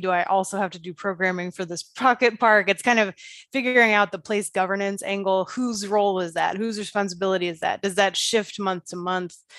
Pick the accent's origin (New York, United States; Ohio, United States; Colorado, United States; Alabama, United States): Ohio, United States; Dayton; moved away; My hometown of Dayton, Ohio, which I am sorry to say is not a Main Street community